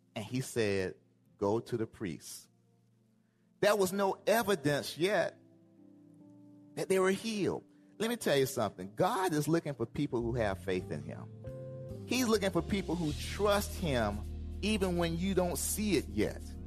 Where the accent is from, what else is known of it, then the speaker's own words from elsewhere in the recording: Georgia, United States; I'm from Georgia